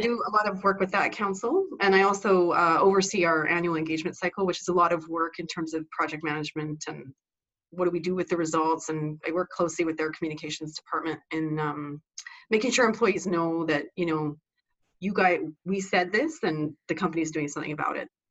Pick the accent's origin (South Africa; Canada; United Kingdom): Canada; also born or lived in Vancouver, Canada; I was educated at our Canadian equivalent of West Point or Annapolis.